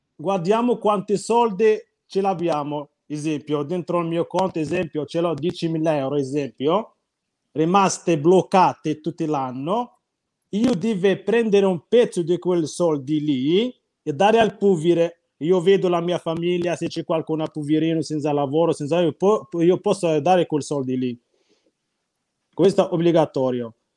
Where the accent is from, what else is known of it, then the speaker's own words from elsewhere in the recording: Morocco; Italian is a second language; now in Italy; Il mio paese dove abito io